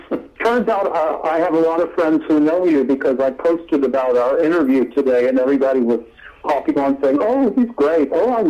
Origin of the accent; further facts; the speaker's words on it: Oklahoma, United States; moved away; I was born in Oklahoma.